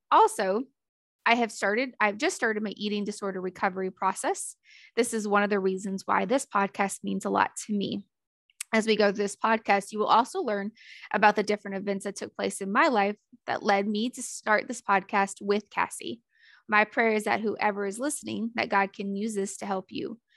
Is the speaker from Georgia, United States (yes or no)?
no; Theodore, Alabama, United States; also born or lived in other US states; I am originally from the Deep South, meaning I grew up mostly in Theodore, Alabama. And you most likely have no idea where that is, but it's right next door to Mobile, Alabama. I say mostly because I'm an Army kid.